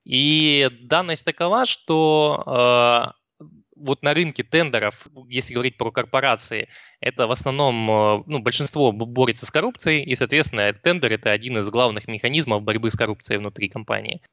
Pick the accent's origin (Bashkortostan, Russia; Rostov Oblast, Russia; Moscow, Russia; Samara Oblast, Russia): Rostov Oblast, Russia; Rostov-on-Don; я из Ростова